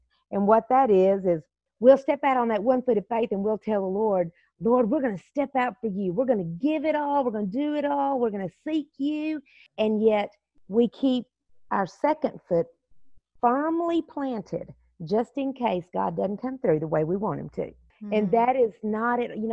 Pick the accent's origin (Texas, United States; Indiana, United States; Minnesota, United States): Texas, United States; I was raised in the South where, a lot of times I'll say I'm Texas raised, Jesus saved